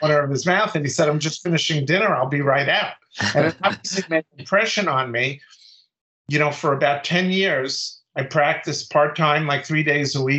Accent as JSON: {"language": "English", "town": "New York City", "region": "New York", "country": "United States", "tie": "born or raised there", "also_born_or_lived": "White Plains, New York", "said": "my first practice was in Brooklyn, where I grew up"}